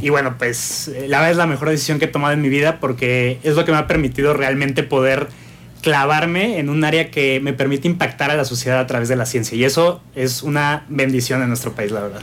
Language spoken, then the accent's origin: Spanish; Mexico; también México me ha dado todo, ¿no? Yo aquí nací